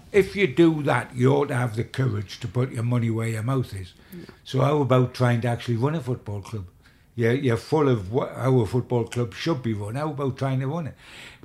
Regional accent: Newcastle upon Tyne, North East England, United Kingdom; When I was a kid, I was brought up in Benwell, which is the west end of Newcastle

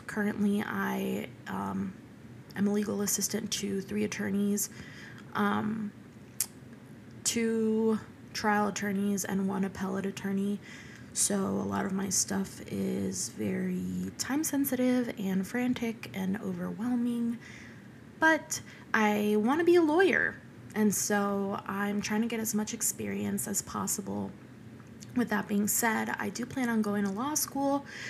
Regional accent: Venezuela; born there; And speaking of Hispanic, I am Hispanic. I was born in Venezuela, and my dad was born in Venezuela, and my mom was born in Ecuador.

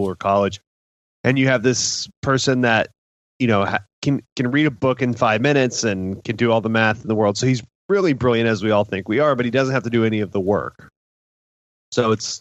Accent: Dallas, Texas, United States; I'm from Dallas

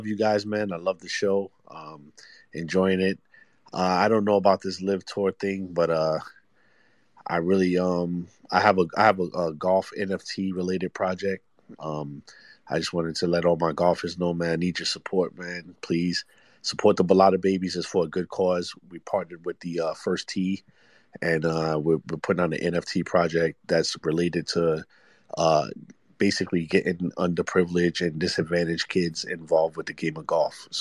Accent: New York City, New York, United States; growing up in Brooklyn, New York

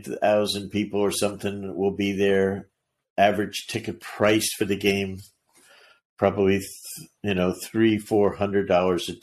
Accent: New Jersey, United States; growing up in New Jersey

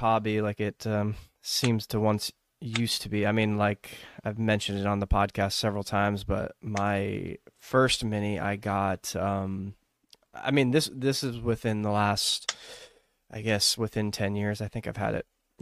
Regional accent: Texas, United States; growing up in the United States and in Texas

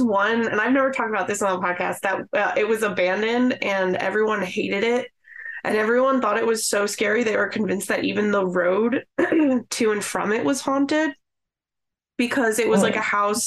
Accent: the Poconos, Pennsylvania, United States; I'm from the Poconos

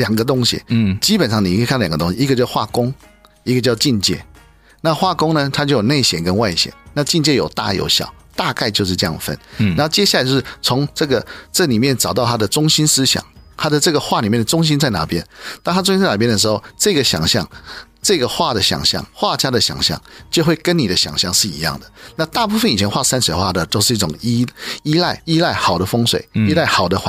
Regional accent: China; 所以我们中国人尊敬虎是对的啊

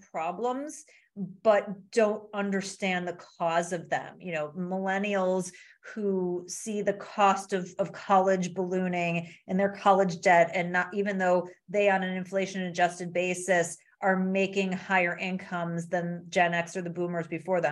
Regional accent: Midwest, United States; I'm from the Midwest

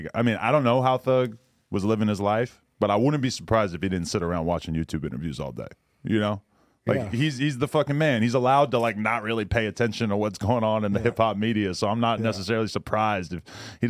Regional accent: East Coast, United States; Like, I grew up on the East Coast, and I saw a bunch of subtle racism

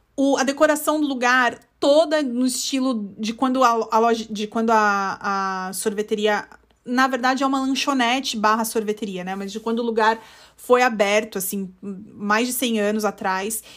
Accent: São Paulo, Brazil; moved away as an adult; also born or lived in central United States; now in United States; cresceu no estado na costa, que nem eu, que sou de São Paulo

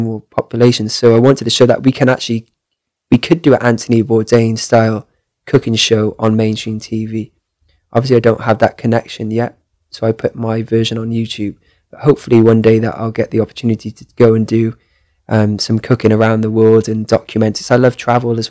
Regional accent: Cardiff, Wales, United Kingdom; I traveled right down south to Cardiff, where I'm from

